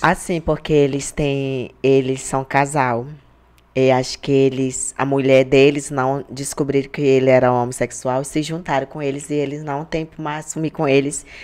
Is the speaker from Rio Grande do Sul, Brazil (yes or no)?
no; Jordão, Acre, Brazil; moved away; a minha aldeia que é onde eu morava é perto da cidade